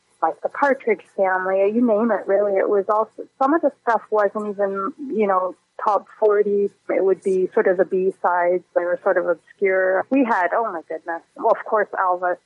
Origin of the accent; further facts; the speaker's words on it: Guelph, Ontario, Canada; first language English; I grew up in Guelph in Ontario and in a completely Anglophone environment